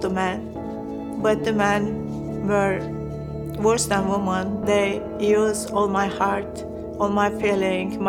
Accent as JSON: {"language": "English", "country": "Turkey", "tie": "born or raised there", "said": "I was born a Muslim in Turkey."}